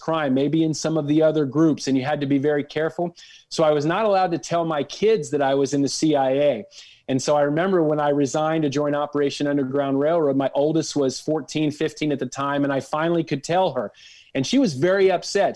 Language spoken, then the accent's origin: English; Dallas, Texas, United States; I grew up in North Dallas